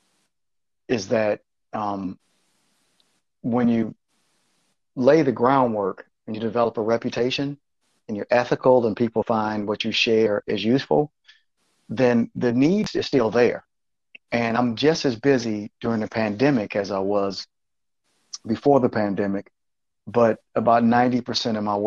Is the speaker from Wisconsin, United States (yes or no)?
no; Flint, Michigan, United States; also born or lived in Detroit area, Michigan; Flint's my hometown